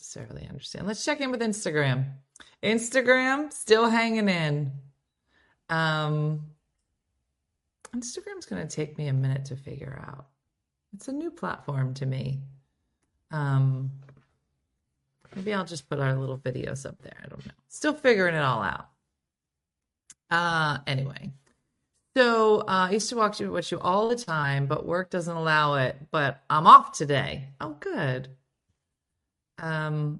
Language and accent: English; New Jersey, United States; I am a girl from Jersey